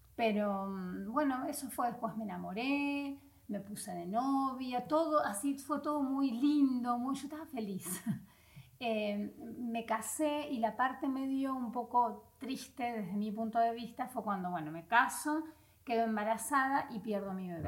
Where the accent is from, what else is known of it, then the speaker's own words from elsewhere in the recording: Vera, Santa Fe, Argentina; moved away as an adult; now in Spain; yo soy de Vera, Santa Fe, el norte de Santa Fe